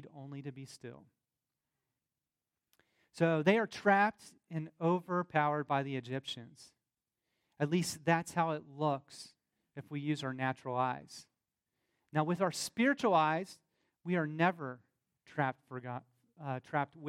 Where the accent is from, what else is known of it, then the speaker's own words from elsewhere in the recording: the South, United States; accent: southern; my southern accent